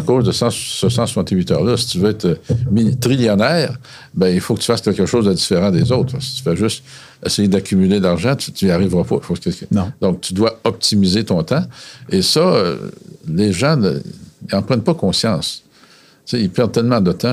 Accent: Quebec City region, Canada; Je viens de la région de Québec.

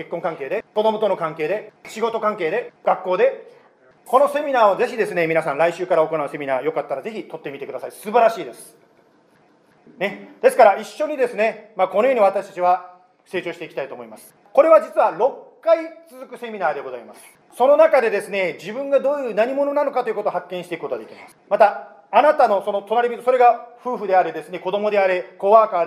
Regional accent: United States; 私はアメリカ人で主人は日本人です

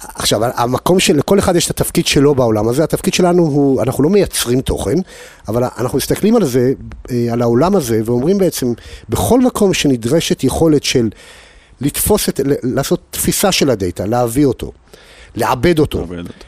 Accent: Holon, Tel Aviv District, Israel; moved away as an adult; also born or lived in United States; תעודת הזהות שלי תראה שנולדתי בחולון

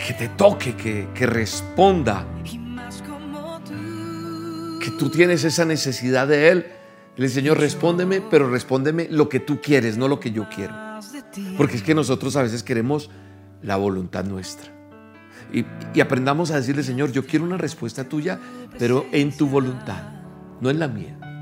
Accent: Colombia; En mi tierra, por ejemplo, en Colombia

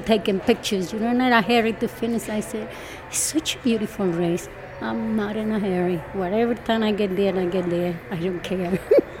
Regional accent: Colombia; moved away as an adult; now in United States; I grew up in Colombia.

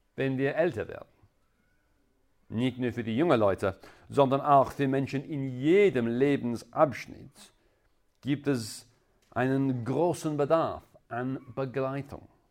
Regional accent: England, United Kingdom; German is a second language; now in Innsbruck, Austria; Ihr könntet wahrscheinlich in meinem Akzent hören, dass äh, ich komme ursprünglich aus England

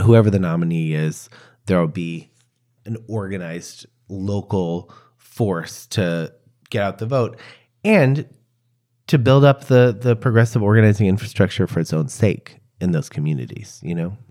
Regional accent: Chicago, Illinois, United States; I was born in Chicago. I'm forty-six years old. I grew up in a neighborhood called Hyde Park

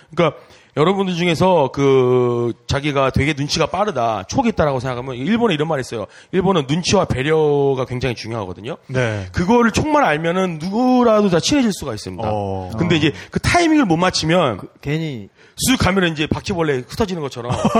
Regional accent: South Korea; moved away as an adult; also born or lived in Japan; 저도 이제 한국 사람이고 동방 에이지국에서 네, 태어나

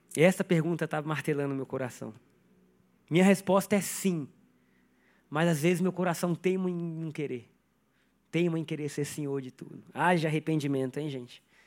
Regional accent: Brazil; sou brasileiro

